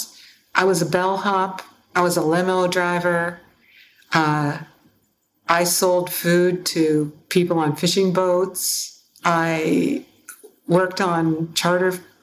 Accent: Seattle, Washington, United States; I grew up in Seattle

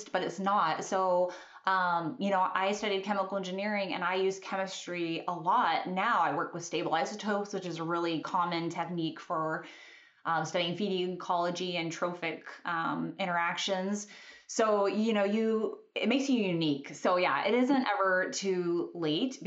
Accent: Kentucky, United States; moved away as an adult; also born or lived in Alaska; I grew up in Kentucky. I'd spent my whole life in Kentucky.

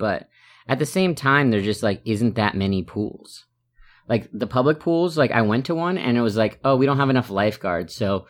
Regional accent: New York, United States; from New York, formerly Daytona.

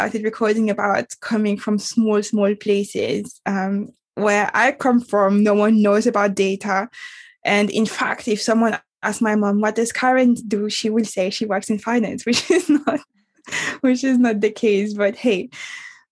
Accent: Guadeloupe; moved away as an adult; also born or lived in Paris; I moved from Guadeloupe, which is my island, best island on earth.

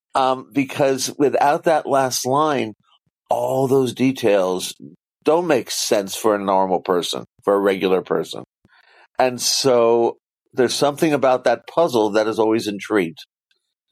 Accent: San Diego, California, United States; I come from San Diego, California

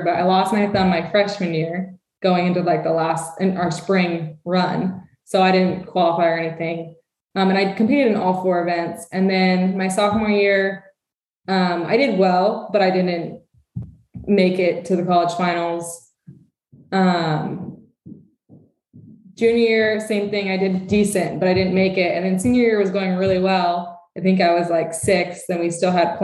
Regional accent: Santa Rosa, California, United States; also born or lived in San Luis Obispo; I grew up in Sonoma County, Santa Rosa, which is about an hour north of San Francisco

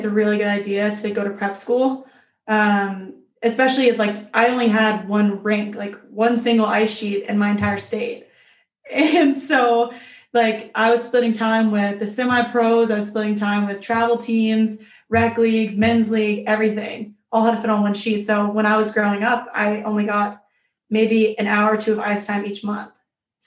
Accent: Mississippi, United States; I'm from Mississippi

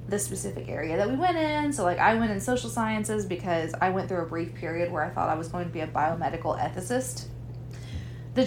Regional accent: Mountain View, Arkansas, United States; moved away as an adult; I grew up in Mountain View and then came to the town that we currently live in now.

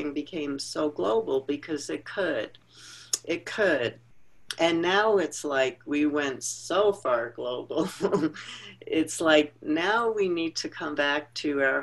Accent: New York, United States; I grew up in New York

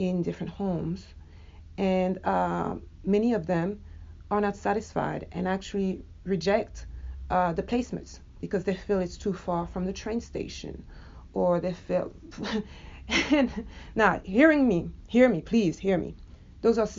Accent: France; moved away as an adult; now in United States; I was born and raised in France and I came to the US 15 years ago

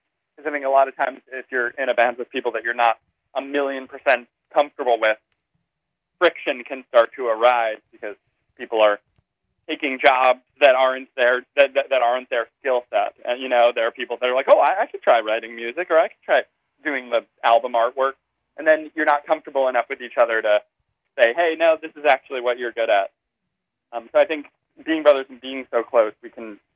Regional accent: New York City, New York, United States; we're three brothers from New York City

